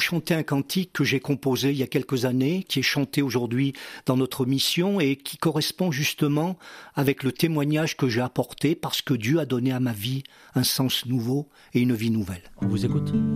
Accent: near Vichy, Auvergne-Rhône-Alpes, France; j'ai passé mon enfance, on a, on a grandi justement à côté de, de la ville de Vichy, pratiquement, oui, toute mon enfance

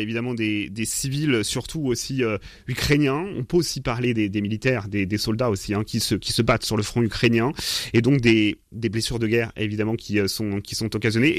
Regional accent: France; chez nous en France

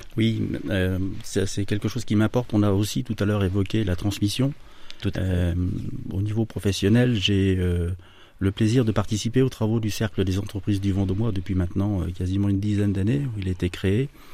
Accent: Amboise, Centre-Val de Loire, France; je suis Tourangeau, amboisien pour être très précis et fier de l'être. donc originaire de la région Centre-Val de Loire

